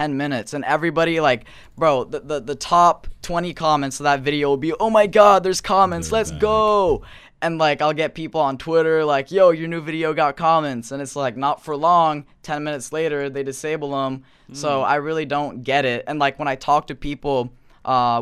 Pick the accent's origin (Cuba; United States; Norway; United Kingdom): Norway; I'm not American. I'm from Norway